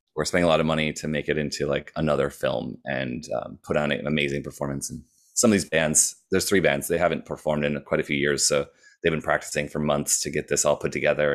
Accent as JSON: {"language": "English", "region": "Wisconsin", "country": "United States", "tie": "born or raised there", "also_born_or_lived": "Minneapolis", "moved": "as an adult", "said": "I moved from Wisconsin to Minneapolis for, and I went to college"}